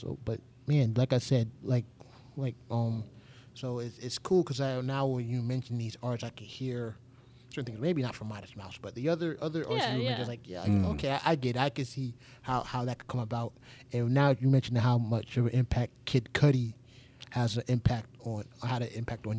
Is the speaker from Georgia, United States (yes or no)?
yes; Georgia, United States; growing up in Georgia